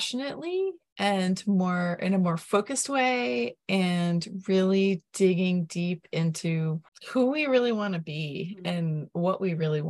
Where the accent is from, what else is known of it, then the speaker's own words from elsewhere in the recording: Vermont, United States; I'm from Vermont